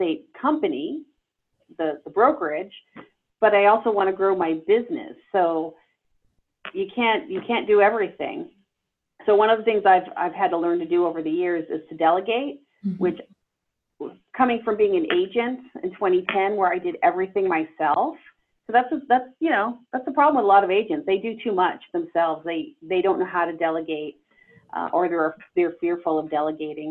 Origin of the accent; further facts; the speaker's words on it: Boston, Massachusetts, United States; now in Redondo Beach, United States; I'm originally from Boston